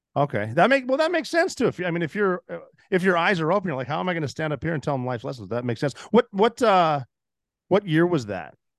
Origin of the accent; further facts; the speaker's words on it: Montana, United States; moved away as an adult; I'm from Montana